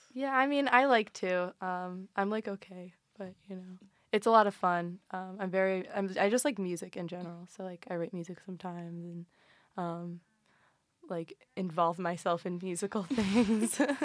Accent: Cincinnati, Ohio, United States; moved away; I'm from Cincinnati, so Ohio all the way

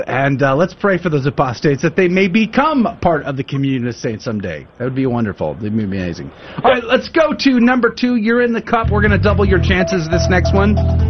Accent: San Antonio, Texas, United States; moved away; San Antonio, Texas, which, by the way, is not amazing simply because I graduated high school there.

